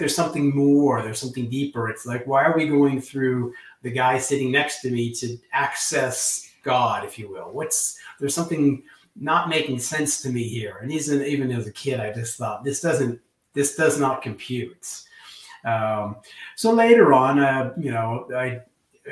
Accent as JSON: {"language": "English", "town": "Tucson", "region": "Arizona", "country": "United States", "tie": "born or raised there", "also_born_or_lived": "Bay Area, California", "moved": "as an adult", "lives_now": "Oslo, Norway", "said": "I was born in the United States. I was born in Tucson, Arizona. But I've been in Oslo since"}